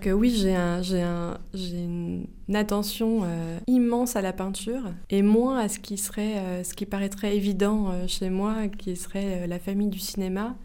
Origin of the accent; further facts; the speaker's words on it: Melun, Île-de-France, France; J'ai grandi à, j'ai grandi à Melun en Seine-et-Marne